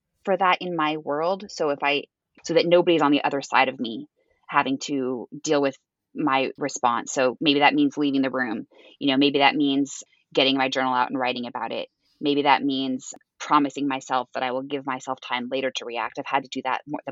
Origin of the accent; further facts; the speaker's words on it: Edmonds, Washington, United States; moved away as an adult; also born or lived in Boston; I was born and raised in Seattle, in a smaller town called Edmonds, and never left.